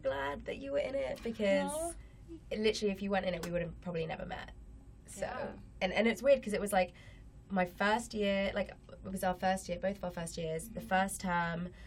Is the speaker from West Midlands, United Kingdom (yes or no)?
no; London, United Kingdom; moved away as an adult; now in Canada; I'm from London, England